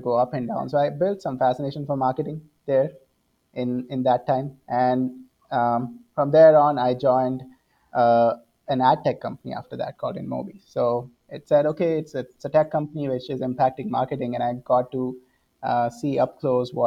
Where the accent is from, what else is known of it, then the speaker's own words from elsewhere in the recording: central India, India; moved away; as you can see from my accent, born and brought up in India. So I was born in the central part of India